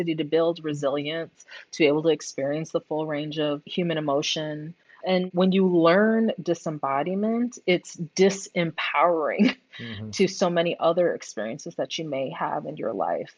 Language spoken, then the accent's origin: English; Wilmette, Illinois, United States; also born or lived in Houston, Texas; now in Saratoga Springs, United States; I grew up in a suburb of Chicago